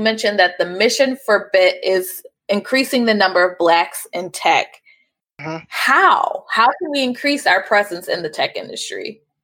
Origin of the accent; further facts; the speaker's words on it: Cleveland, Ohio, United States; Growing up in Cleveland